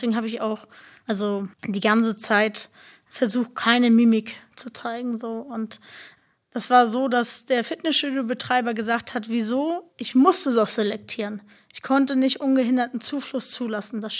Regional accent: Germany; Und ja, ich bin deutsche Zintetzer, ne? Also wir sind Deutsche.

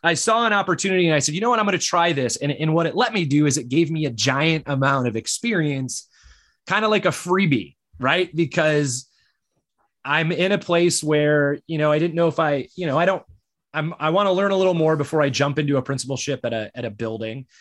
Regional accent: Michigan, United States; moved away; I grew up in Michigan

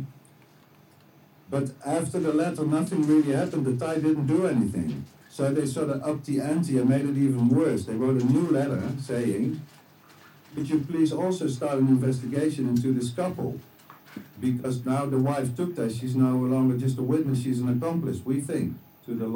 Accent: near Tilburg, North Brabant, Netherlands; my hometown, about 25 kilometers from here

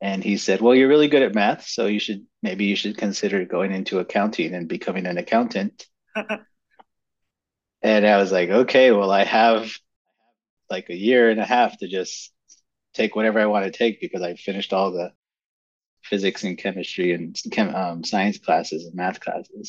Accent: San Antonio, Texas, United States; moved away; I grew up in South Texas, in San Antonio, Texas, to be more precise.

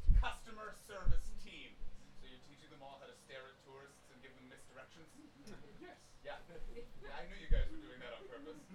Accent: Canada; moved away as an adult; now in London, United Kingdom; I'm from Canada

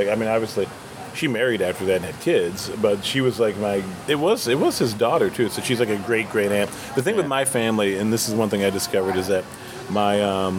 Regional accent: United States; I'm born in America. I'm an American.

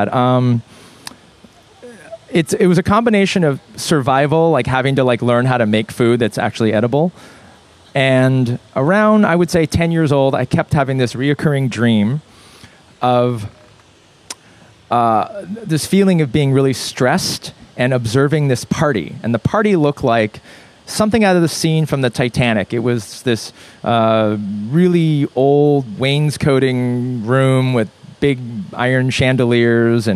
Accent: Los Angeles, California, United States; also born or lived in Korea; I grew up in Brentwood, and I went to school in Santa Monica. West Side kid.

